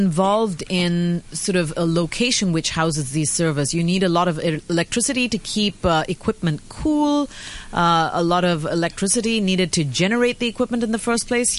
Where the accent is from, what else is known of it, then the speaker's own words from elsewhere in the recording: India; I'm from India.